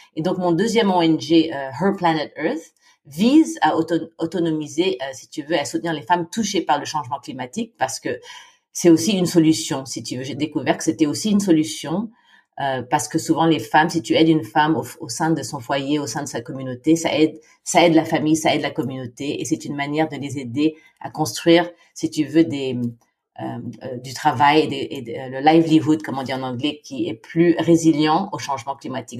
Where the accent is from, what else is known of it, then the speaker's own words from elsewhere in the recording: Philippines; moved away as an adult; also born or lived in Senlis, France / Japan; j'ai grandi aux Philippines